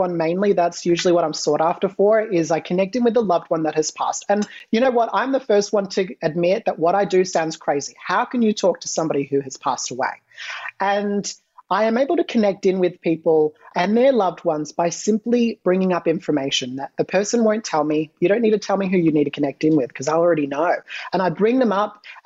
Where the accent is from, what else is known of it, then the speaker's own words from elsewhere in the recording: Australia; Australian. Yes, I'm Australian.